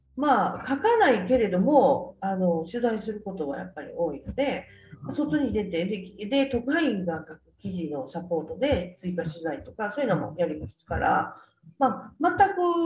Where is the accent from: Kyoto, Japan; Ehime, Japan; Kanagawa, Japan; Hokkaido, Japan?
Kyoto, Japan; also born or lived in Toyonaka, Osaka; 一応育ちは京都なんですけど、えー、生まれたのは大阪の豊中市かな